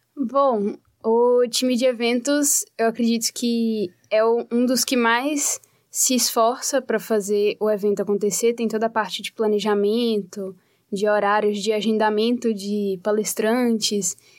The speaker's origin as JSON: {"language": "Portuguese", "town": "Teófilo Otoni", "region": "Minas Gerais", "country": "Brazil", "moved": "as an adult", "lives_now": "Curitiba, Brazil", "said": "Eu sou de Minas Gerais"}